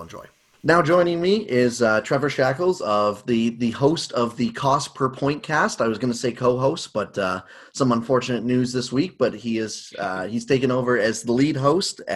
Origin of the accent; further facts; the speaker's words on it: Kitchener, Ontario, Canada; growing up in the Kitchener-Waterloo area